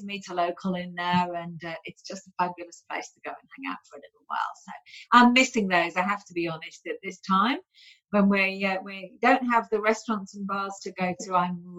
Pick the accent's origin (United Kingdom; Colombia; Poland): United Kingdom; also born or lived in Sydney, Australia; now in Byron hinterland, Australia; I'm a Yorkshire lass, Lincolnshire lass, sort of lived on the Yorkshire-Lincolnshire border there.